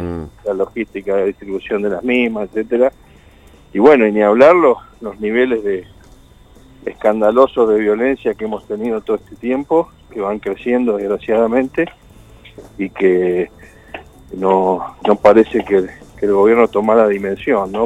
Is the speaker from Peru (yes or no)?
no; Chaco, Argentina; now in Santa Fe, Argentina; soy chaqueño